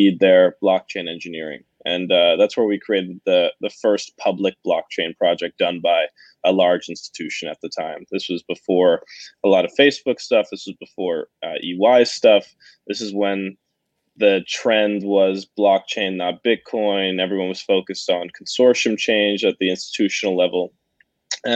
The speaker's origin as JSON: {"language": "English", "town": "Boston", "region": "Massachusetts", "country": "United States", "tie": "born or raised there", "said": "I grew up in Boston"}